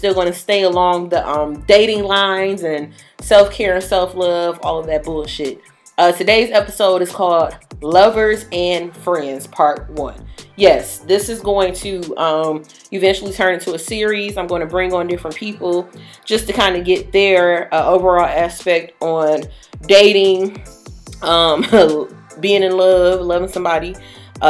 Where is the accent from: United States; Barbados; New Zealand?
United States; Detroit, Michigan; we're from Detroit, Michigan